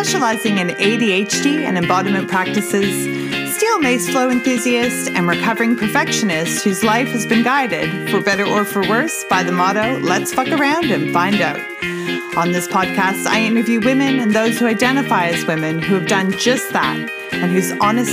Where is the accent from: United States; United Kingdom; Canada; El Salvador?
Canada; now in Australia; I live here in Australia. I'm Canadian originally